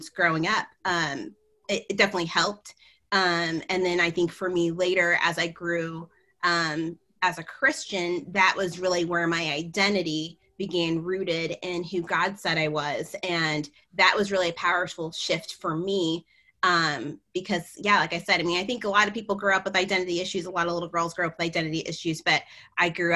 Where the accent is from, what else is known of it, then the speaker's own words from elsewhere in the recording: United States; being a first generation American